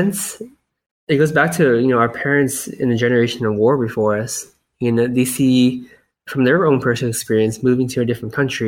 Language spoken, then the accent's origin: English; United States; I was born in America, but I grew up in a very Asian household where we didn't speak that much English.